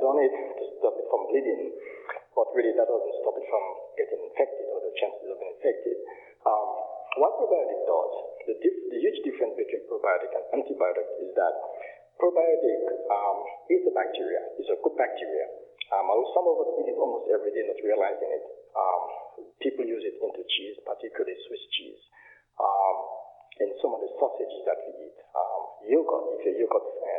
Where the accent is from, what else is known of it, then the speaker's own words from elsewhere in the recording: Dominica; now in United States; I'm originally from Dominica. I call it the historical village of Scottsdale, which born and raised